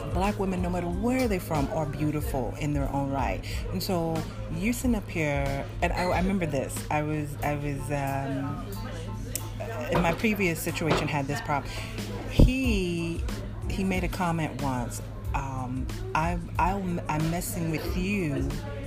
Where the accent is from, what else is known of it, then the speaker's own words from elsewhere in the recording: United States; now in France; I said, well, you know that I'm American. I'm African-American.